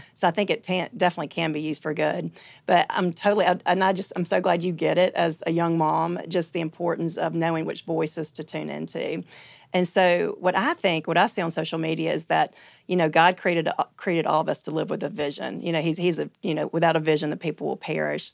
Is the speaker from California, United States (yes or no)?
no; Birmingham, Alabama, United States; I'm from Birmingham, Alabama.